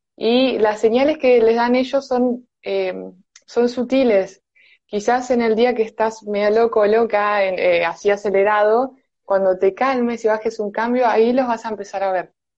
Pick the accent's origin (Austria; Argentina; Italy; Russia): Argentina; Buenos Aires; soy de Buenos Aires, Argentina